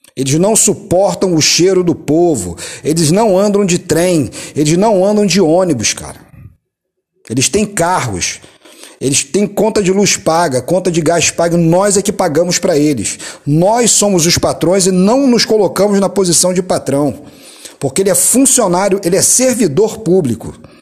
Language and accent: Portuguese; Brazil